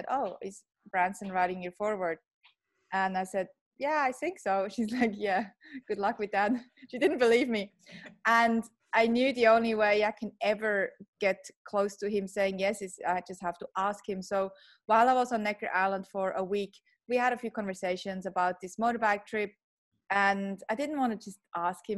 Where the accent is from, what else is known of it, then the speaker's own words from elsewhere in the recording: Switzerland; moved away as an adult; now in Australia; a Swiss born Aussie now. I grew up in Switzerland and have been in Australia for 15 years, still have an accent